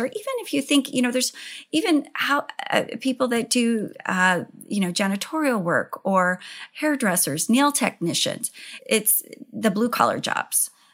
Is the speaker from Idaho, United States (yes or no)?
yes; Idaho, United States; I grew up in Idaho